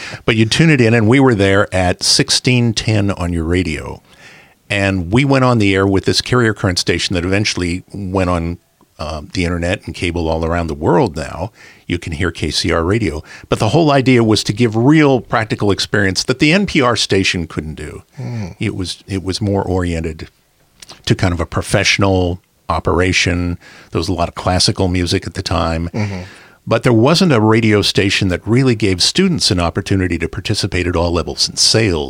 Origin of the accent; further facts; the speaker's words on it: Los Angeles, California, United States; now in San Diego, United States; I was a kid growing up in Los Angeles